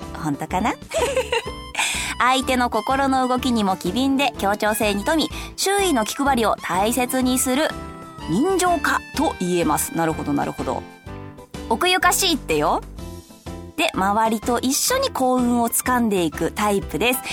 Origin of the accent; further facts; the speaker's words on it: Saitama, Japan; 私も結構ね、埼玉県のちょっと田舎の方出身なんで、小さい頃はザリガニ釣りとかがすごく流行って